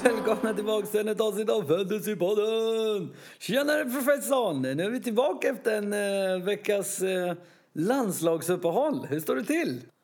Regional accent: Sweden; som svensk

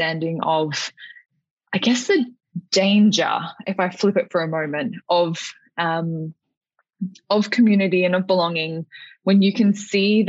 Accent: Alice Springs, Northern Territory, Australia; moved away; spending the first decade or so of my life growing up in Alice Springs

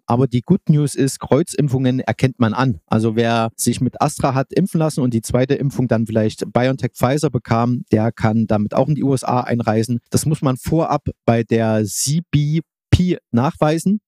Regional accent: Germany; das steckt mir als Deutscher drin

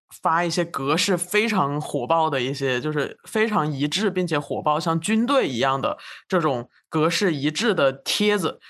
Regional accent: China; 就是从一个从小在国内长大的

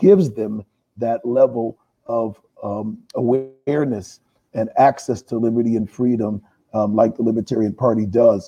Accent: Hartford, Connecticut, United States; also born or lived in Panama City; I'm originally from Hartford, Connecticut. I've been there all of my life.

